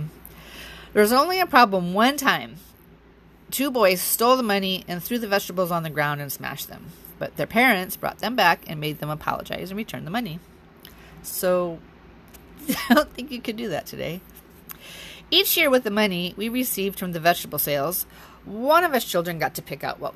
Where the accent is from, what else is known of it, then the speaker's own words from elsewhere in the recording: Wisconsin, United States; also born or lived in Alaska; 9 months later, I was born in Alaska. When I was 6 months old, we returned to Wisconsin